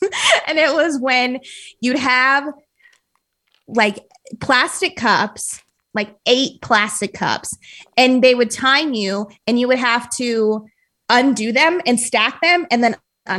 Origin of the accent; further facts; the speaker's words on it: Colorado Springs, Colorado, United States; So I liked growing up in Colorado Springs, but there wasn't a ton of diversity and you were just kind of bored.